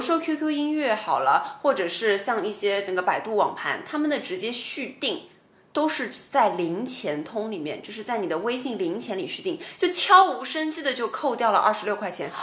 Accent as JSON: {"language": "Chinese", "region": "Shanghai", "country": "China", "said": "我们上海话的做人家就可能省钱"}